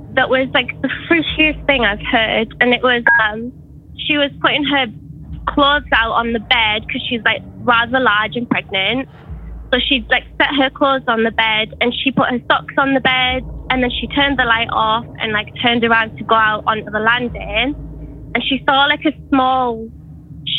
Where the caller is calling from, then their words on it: New Zealand; I'm calling from New Zealand